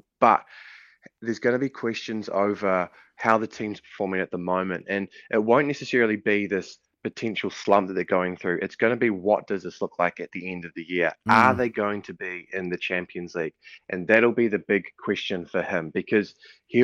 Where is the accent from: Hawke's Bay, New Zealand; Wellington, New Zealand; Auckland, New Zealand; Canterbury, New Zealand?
Auckland, New Zealand; I'm from Auckland, so I grew up on the North Shore